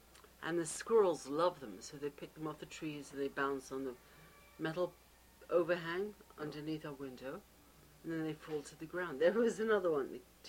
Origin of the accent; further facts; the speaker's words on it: England, United Kingdom; I'm English after all.